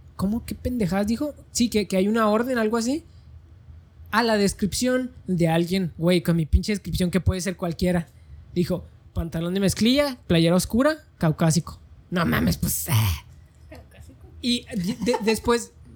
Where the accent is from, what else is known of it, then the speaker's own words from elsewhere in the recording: Mexico; Como mexicano puedo caminar sobre cualquier calle de México que yo quiera